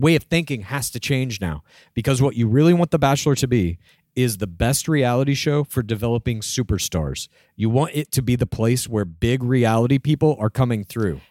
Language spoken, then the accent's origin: English; Dallas, Texas, United States; my hometown, Dallas, Texas